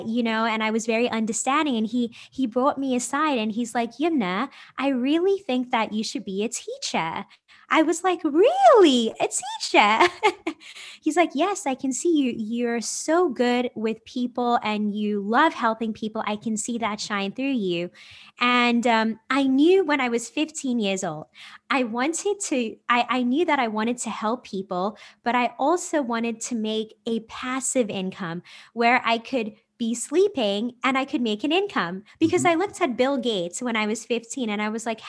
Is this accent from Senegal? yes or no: no; South Africa; now in United States; I'm originally from South Africa and I just moved back to the United States last year. I'm 29 years old.